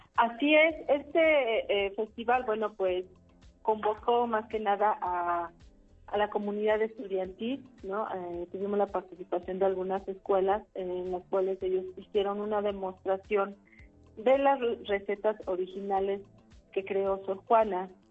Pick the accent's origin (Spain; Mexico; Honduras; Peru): Mexico; como mexicanos